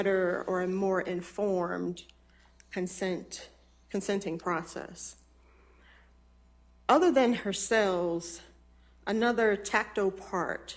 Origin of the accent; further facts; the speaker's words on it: Natchez, Mississippi, United States; I was born in Mississippi in the oldest city along the Mississippi River